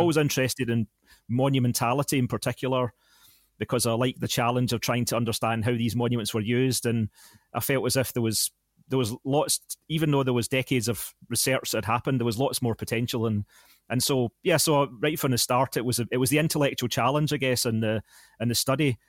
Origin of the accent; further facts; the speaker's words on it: Larkhall, Scotland, United Kingdom; I worked at a, um, bingo hall in Lark Hall, my hometown